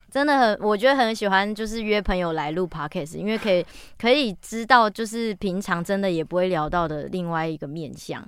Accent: Taichung, Taiwan; 我是台中人

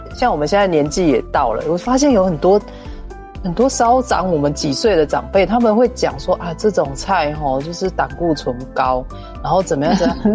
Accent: Taiwan; 我们台湾人

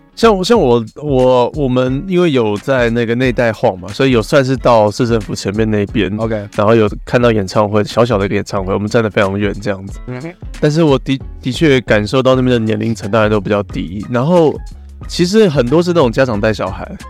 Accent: Taiwan; 我们台湾人

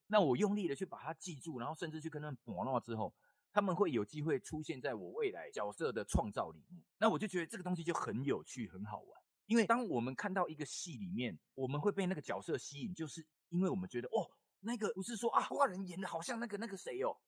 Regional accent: Taiwan; accent: Taiwanese Hokkien accent; 我讲话有台语腔嘛。然后我，我们家本身就是台语人嘛

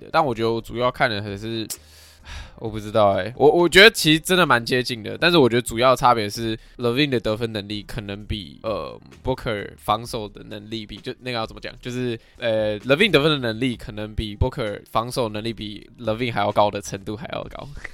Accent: Taiwan; 我们，就是台湾人

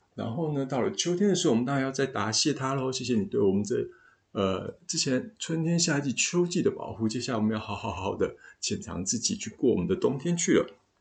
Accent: Taiwan; 东方人，也就是我们台湾人

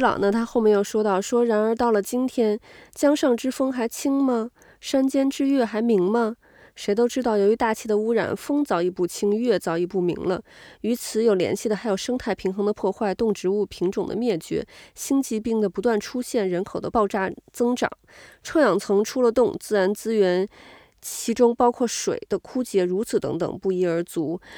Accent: China; moved away; 但是在国外，那我们都是中国人，嗯、甚至说可能我们都是亚洲人。

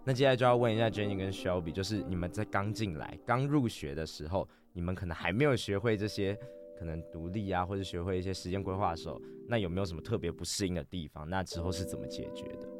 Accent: New Taipei, Taiwan; 我是新北人

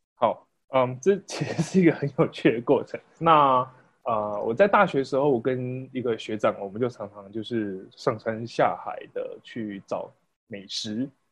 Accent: rural Pingtung, Pingtung County, Taiwan; also born or lived in United Kingdom; 我是一个在屏东乡下长大的孩子

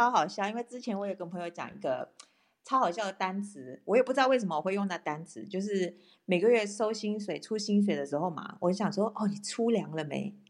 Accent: Malacca, Malaysia; moved away as an adult; also born or lived in Taiwan; now in Switzerland; 我是我来自马来西亚马六甲。

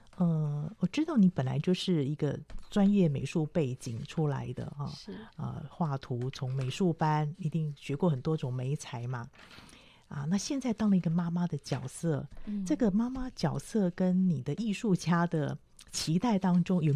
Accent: Taipei, Taiwan; 我是台北长大的孩子，

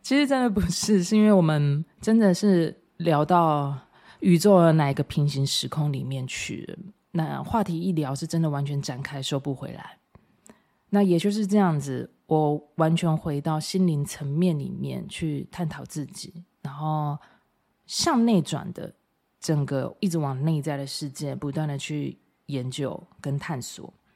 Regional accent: Taiwan; 我真的都觉得我身为台湾人好骄傲

